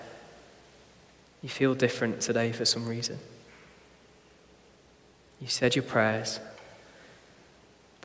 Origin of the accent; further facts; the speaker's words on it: Blackpool, North West England, United Kingdom; When I was a kid growing up in Blackpool